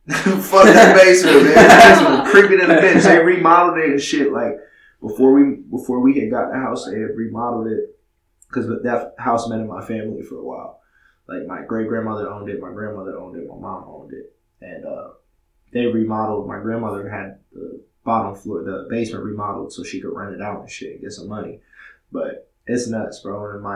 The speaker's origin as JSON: {"language": "English", "region": "Massachusetts", "country": "United States", "tie": "born or raised there", "said": "The house I grew up in Massachusetts, so that shit was fucking, that shit was bananas."}